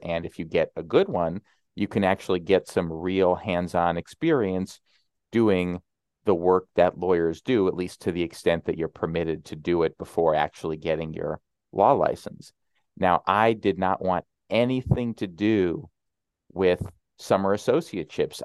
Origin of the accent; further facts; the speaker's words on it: Illinois, United States; moved away as an adult; also born or lived in New York City; my home state of Illinois